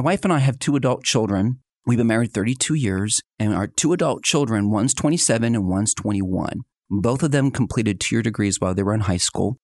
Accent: outside of Philadelphia, Pennsylvania, United States; now in Northwest Arkansas, United States; I was born and raised outside of Philadelphia, Pennsylvania

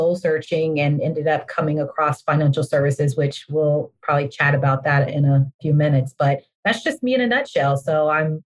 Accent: California, United States; now in Atlanta, United States; I'm originally from California, born and raised in California, but I've been in Georgia for a while now

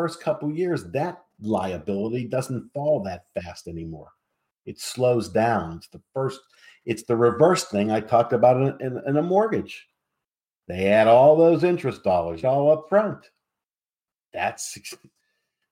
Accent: Pittsburgh, Pennsylvania, United States; I come from Pittsburgh. I come from a community called Squirrel Hill back in the day

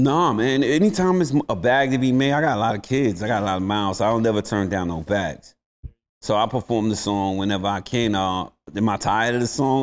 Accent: New York City, New York, United States; I'm from the South Bronx, man. Being from the Bronx, we at the bottom of the barrel.

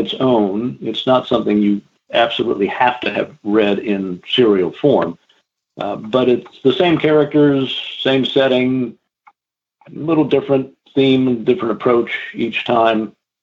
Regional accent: Virginia, United States; I've been in Virginia all my life

